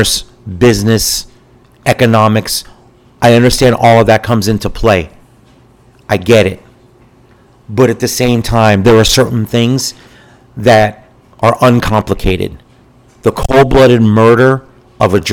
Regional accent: United States; As American citizens

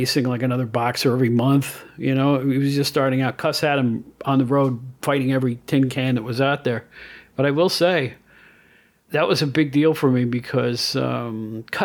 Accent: Catskill, New York, United States; my hometown of Catskill, New York

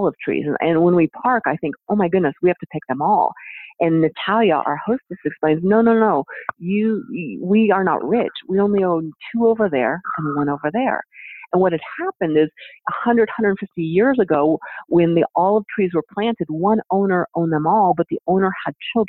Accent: United States; as an American

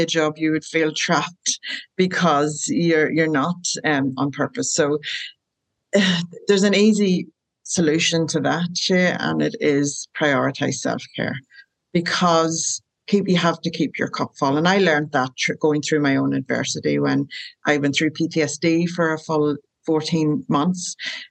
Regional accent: Ireland; moved away as an adult; now in Rockingham, Australia; I'm from Ireland and I live in Australia and have done for 14 years

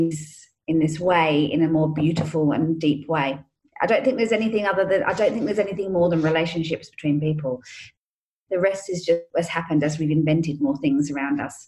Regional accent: England, United Kingdom; I grew up in England

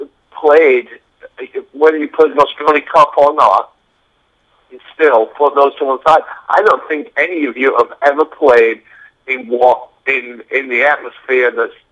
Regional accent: Bradford, Yorkshire and the Humber, United Kingdom; now in United States; You know, my home and family are all America, but you know, I'm from Bradford, so

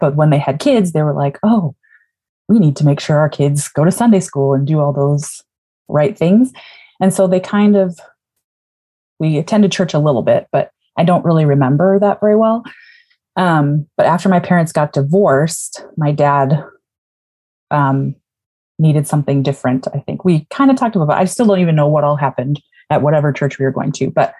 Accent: Twin Cities area, Minnesota, United States; also born or lived in Chicago / Saskatchewan / Alberta; now in Shoreline, United States; I currently live in Shoreline, Washington. I just started as associate pastor at Shoreline Covenant Church, but I grew up in Minnesota and in the Twin Cities area, and I've kind of lived in a lot of different places.

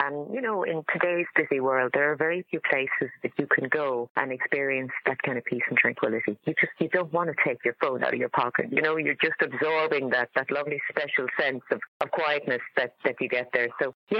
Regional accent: Kilrush area, County Clare, Munster, Ireland; My father was born on Scattery Island, so when I was a child, I grew up out in the Curraghs fishing with him, and we used to go to the island and have our lunches there.

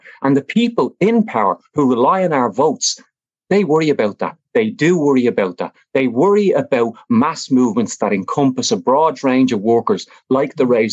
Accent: Dublin, Leinster, Ireland; I grew up in Fatima Mansions flats

